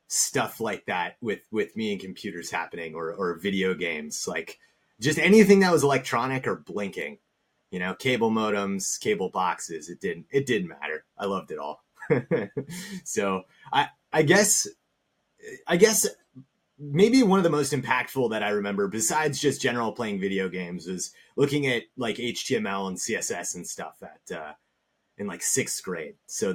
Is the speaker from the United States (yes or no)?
yes; Alaska, United States; When I go to foreign countries, I tell people I'm from Alaska. I don't say I'm from the United States.